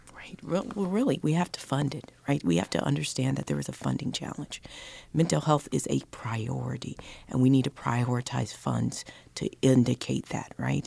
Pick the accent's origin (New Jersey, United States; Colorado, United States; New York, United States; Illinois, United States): Colorado, United States; I grew up in Colorado